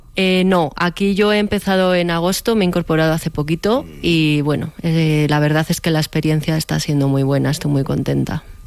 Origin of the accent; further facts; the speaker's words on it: Guardo, Castile and León, Spain; moved away as an adult; now in Velilla del Río Carrión, Spain; yo soy de Guardo de siempre, pero actualmente vivo en velilla del Río Carrión